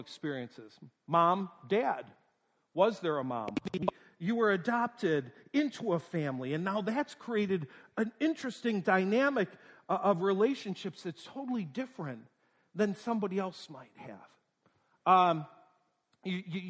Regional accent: North Tonawanda, New York, United States; moved away; I was born in Western New York, North Tonawanda, New York, right between Buffalo and Niagara Falls.

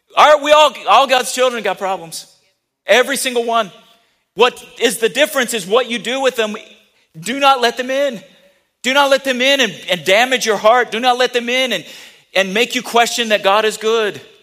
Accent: United States; I'm very happy to be an American. I'm proud to be an American.

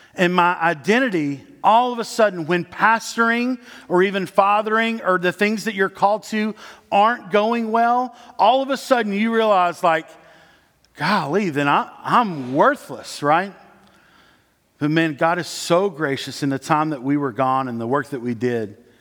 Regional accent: Dandridge, Tennessee, United States; I grew up in East Tennessee. There are little cities all around East Tennessee. I was in Dandridge

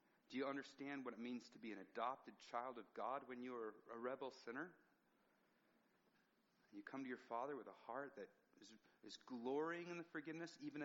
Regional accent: United States; As an American

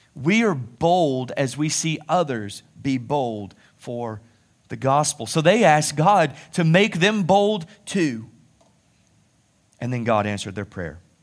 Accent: United States; being an American

